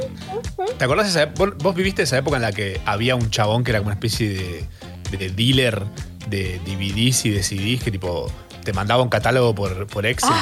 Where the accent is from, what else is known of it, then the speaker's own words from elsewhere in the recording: Argentina; todas esas cosas que nos representan como argentinos